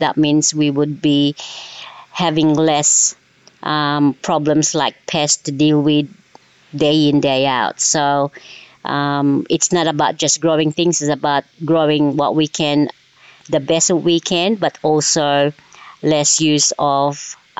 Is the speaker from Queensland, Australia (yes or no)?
yes; Woolooga, Queensland, Australia; I am from the Petersen's farm at Woolooga, which is 45 kilometers northwest of Gympie, south of Sunshine Coast.